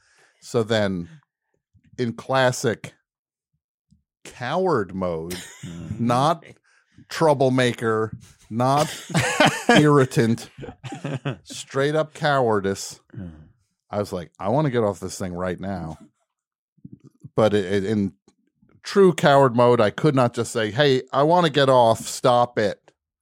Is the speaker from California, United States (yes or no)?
yes; Los Angeles, California, United States; I can say the 5 because I'm from Los Angeles.